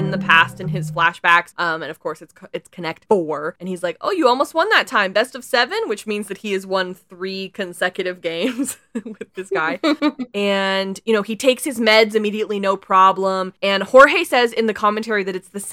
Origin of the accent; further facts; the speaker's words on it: BC, British Columbia, Canada; as a Canadian